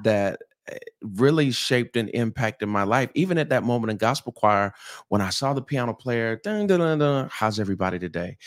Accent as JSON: {"language": "English", "town": "St. Petersburg", "region": "Florida", "country": "United States", "tie": "born or raised there", "said": "I'm originally from Saint Petersburg, Florida, um, where it's, it's warm and sunny and palm trees and white sand"}